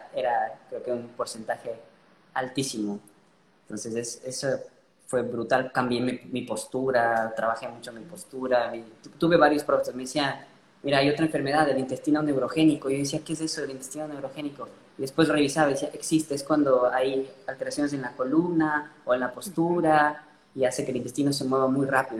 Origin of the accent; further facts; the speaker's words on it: Ecuador; nací en Ecuador y bueno, me, gradué en la Universidad Central de Medicina